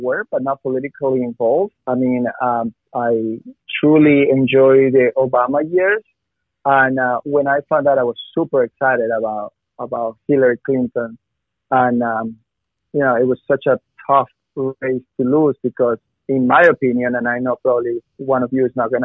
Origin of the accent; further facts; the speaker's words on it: Ecuador; now in United States; I am from Ecuador